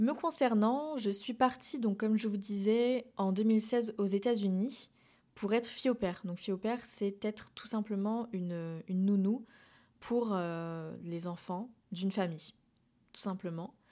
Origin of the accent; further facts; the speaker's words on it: France; moved away as an adult; now in Montreal, Canada; je parle donc en tant que française